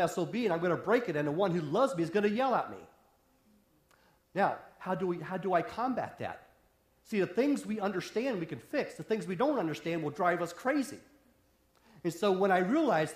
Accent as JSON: {"language": "English", "region": "West Virginia", "country": "United States", "tie": "born or raised there", "also_born_or_lived": "Wisconsin", "moved": "yes", "said": "I grew up in the hills of West Virginia"}